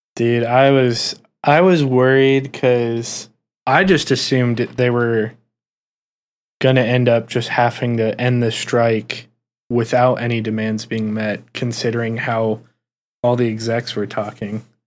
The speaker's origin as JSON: {"language": "English", "region": "Ohio", "country": "United States", "said": "we're from Ohio"}